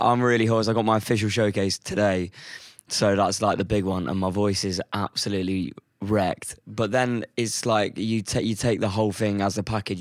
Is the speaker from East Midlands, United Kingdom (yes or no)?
yes; Chesterfield, East Midlands, United Kingdom; moved away as an adult; now in London, United Kingdom; I'm from the Midlands, so I'm from a, a town called Chesterfield, which is um, it's near Sheffield